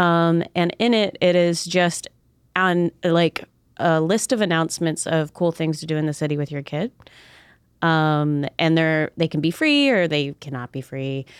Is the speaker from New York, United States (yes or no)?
no; Southern Maryland, United States; also born or lived in North Carolina; now in Pittsburgh, United States; I grew up in Southern Maryland on an island, and then lived in North Carolina for a while and then moved here.